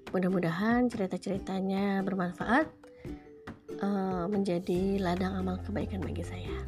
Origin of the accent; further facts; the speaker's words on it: Jakarta, Indonesia; Sebelumnya perkenalkan … Lahir dan besar di Jakarta 38 tahun yang lalu